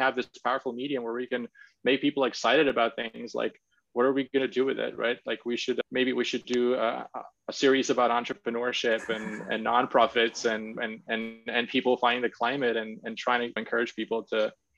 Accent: Latvia; moved away as an adult; also born or lived in Cambridge; back in my home country in Latvia

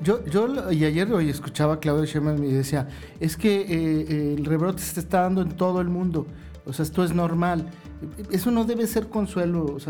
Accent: Mexico; como ciudadano mexicano

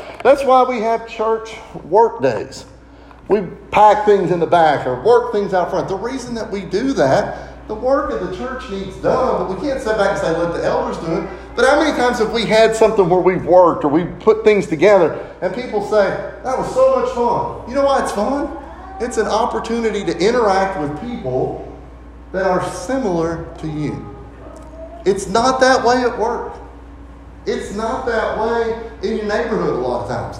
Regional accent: Lancaster, Kentucky, United States; When I grew up, we grew up in the Maple Avenue Church of Christ in Lancaster

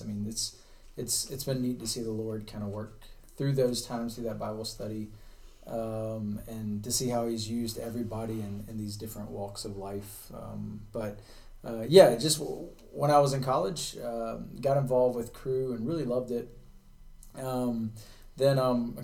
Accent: Charlotte, North Carolina, United States; moved away; I'm from Charlotte, so not too far here from Yadkin County, and grew up here in North Carolina.

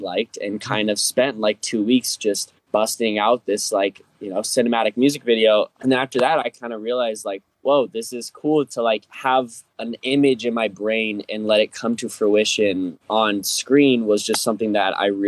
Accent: Fort Collins, Colorado, United States; moved away as an adult; also born or lived in New York; this is my hometown in Fort Collins

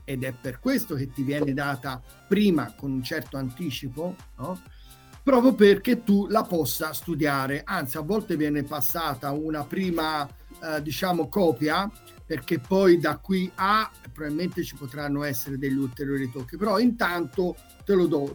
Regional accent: Tuscany, Italy; qui in Toscana, ecco, perché sono toscano

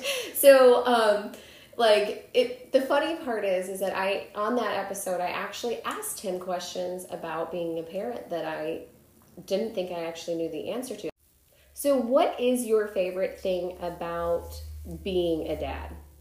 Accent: Chicago, Illinois, United States; I'm from Chicago

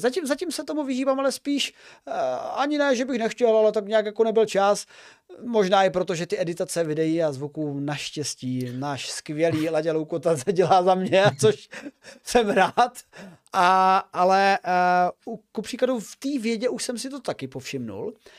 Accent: Olomouc, Olomouc Region, Czechia; jsem z Olomouce

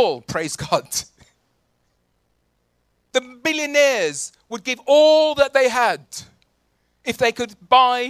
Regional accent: Birmingham, West Midlands, United Kingdom; now in London, United Kingdom; I was brought up in Birmingham. I came to London because I was an economic migrant

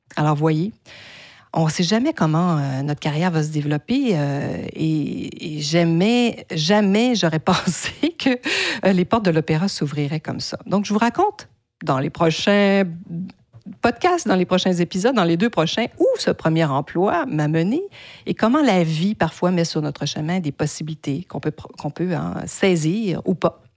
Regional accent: Quebec, Canada; first language French; also born or lived in United States; J'ai donc fait mes études en français qui est ma langue maternelle dans la province de Québec, hein, au Canada

